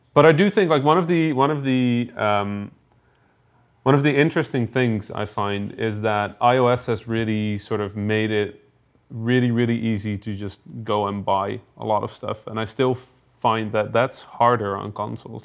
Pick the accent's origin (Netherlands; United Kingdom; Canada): Netherlands; I'm officially from the Netherlands